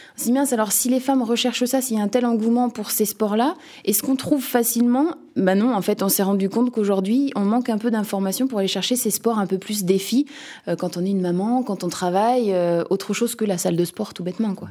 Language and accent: French; Nantes, Pays de la Loire, France; je viens de Nantes, euh, cette belle ville de l'Ouest